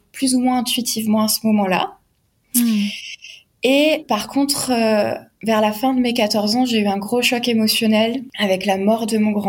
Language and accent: French; Alsace, Grand Est, France